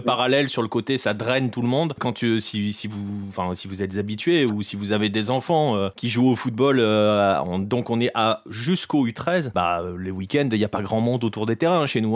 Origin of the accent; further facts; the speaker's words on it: France; chez nous en France